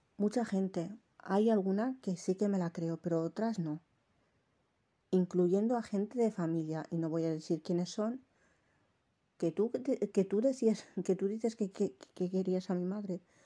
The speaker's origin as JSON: {"language": "Spanish", "town": "Jávea", "region": "Valencian Community", "country": "Spain", "tie": "born or raised there", "accent": "Valencian", "said": "Me han dicho que tengo el acento valenciano. Sí que es verdad porque yo me he criado aquí, en un pueblo de la provincia de Alicante que se llama Javea."}